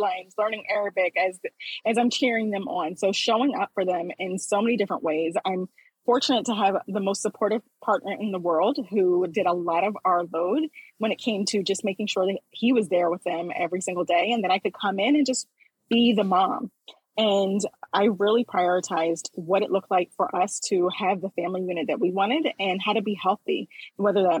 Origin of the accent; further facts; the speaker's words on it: Philadelphia, Pennsylvania, United States; I grew up in Philadelphia, Pennsylvania